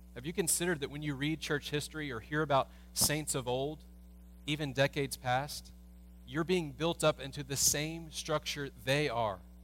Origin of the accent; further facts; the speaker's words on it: United States; as American Christians